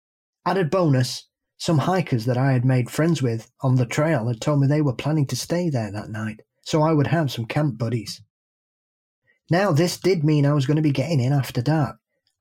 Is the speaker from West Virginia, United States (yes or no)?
no; Massachusetts, United States; I grew up in the Hockamock area and still live in the Bridgewater Triangle area.